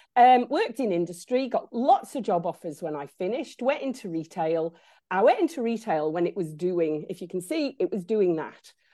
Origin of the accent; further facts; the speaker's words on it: Isle of Man; I grew up in the Isle of Man